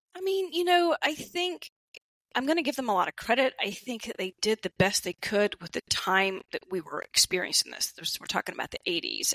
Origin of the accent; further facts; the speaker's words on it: the South, United States; growing up in the South